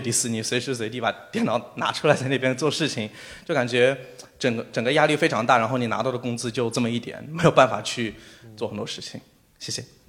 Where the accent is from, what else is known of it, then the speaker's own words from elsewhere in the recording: Shanghai, China; 我虽然是一个上海的，呃，就是可以说上海土著，我自己有房有车